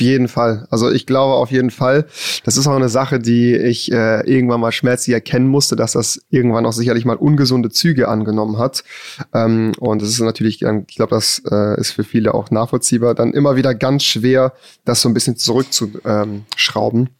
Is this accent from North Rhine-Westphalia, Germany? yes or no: yes; a village outside Cologne, North Rhine-Westphalia, Germany; bin ja auch hier geboren worden, bin außerhalb von Köln aufgewachsen auf dem Dorf.